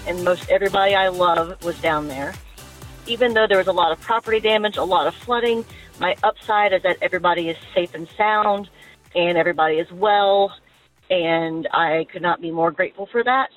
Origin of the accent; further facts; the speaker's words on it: Fairhope, Alabama, United States; moved away; My hometown, where I was born and raised, is a little postage stamp of a city called Fairhope, Alabama.